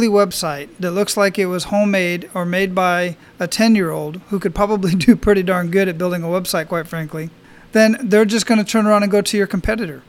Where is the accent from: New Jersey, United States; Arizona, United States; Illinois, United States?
Arizona, United States; Phoenix; now in Hawaii, United States; I grew up in Phoenix.